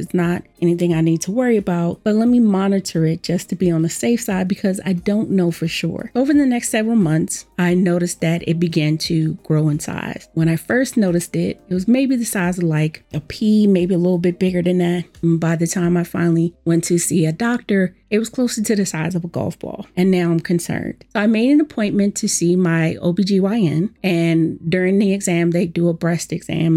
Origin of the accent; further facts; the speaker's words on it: Washington, District of Columbia, United States; I was born and raised in Washington, D C, where I've lived most of my life